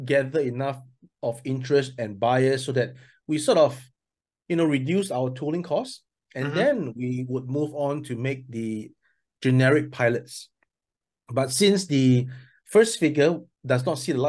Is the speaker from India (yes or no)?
no; Singapore; also born or lived in mainland China; now in China; I'm from Singapore, but I'm now based in mainland China.